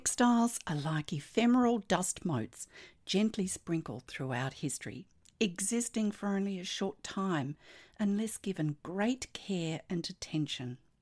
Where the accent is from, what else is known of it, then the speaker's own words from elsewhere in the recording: Australia; I'm an Australian textile artist